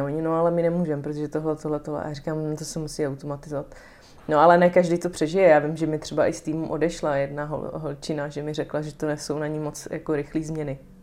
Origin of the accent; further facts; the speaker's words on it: Mohelnice, Olomouc Region, Czechia; moved away; also born or lived in Prague; já jsem z Mohelnice